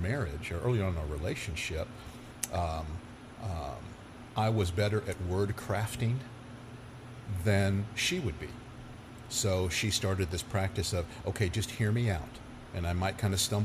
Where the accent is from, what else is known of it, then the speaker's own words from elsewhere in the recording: Irving, Texas, United States; I grew up in Irving